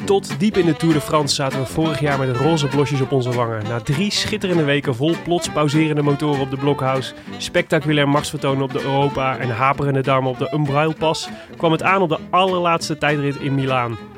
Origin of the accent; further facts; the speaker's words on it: Made, North Brabant, Netherlands; kom ik uit Maden